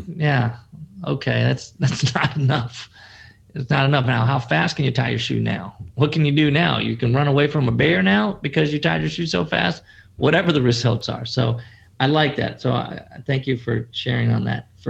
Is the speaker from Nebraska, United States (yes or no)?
no; Chicago, Illinois, United States; I come from the Windy City, Chicago